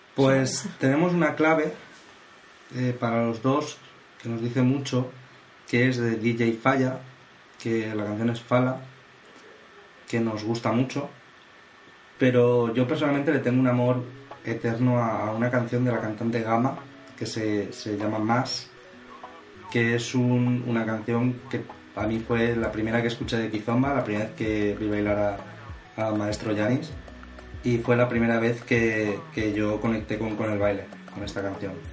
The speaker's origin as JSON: {"language": "Spanish", "town": "Valencia", "region": "Valencian Community", "country": "Spain", "said": "somos de Valencia"}